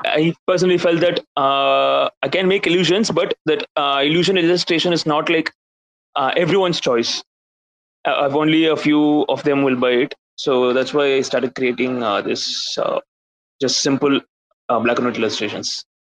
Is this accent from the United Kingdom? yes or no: no; India; I'm from India